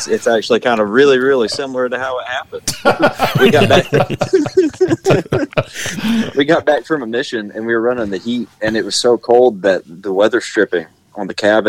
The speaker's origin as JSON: {"language": "English", "region": "Alabama", "country": "United States", "tie": "born or raised there", "said": "31. Born and raised in Alabama."}